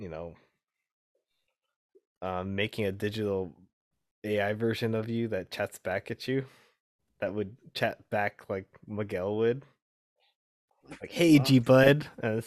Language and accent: English; Montreal, Quebec, Canada; I was raised in Montreal.